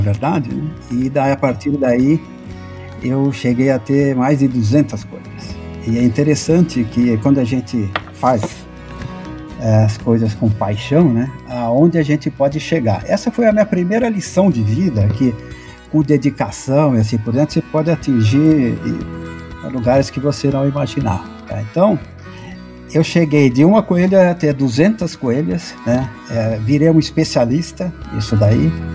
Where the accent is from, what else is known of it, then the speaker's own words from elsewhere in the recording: Guarulhos, São Paulo, Brazil; eu sou de Guarulhos e não, minha família não tem relação nenhuma também com agricultura